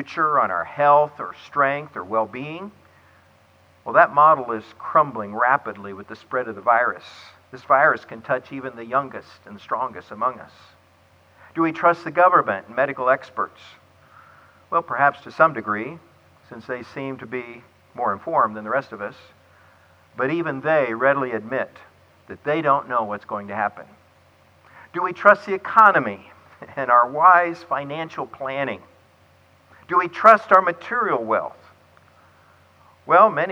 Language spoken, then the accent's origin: English; Clearwater, Florida, United States; Clearwater, Florida, my hometown